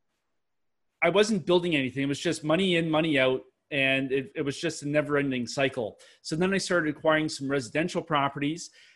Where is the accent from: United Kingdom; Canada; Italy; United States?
Canada; accent: Canadian; I'm Canadian, if nobody can tell from my Canadian accent, it usually gives me away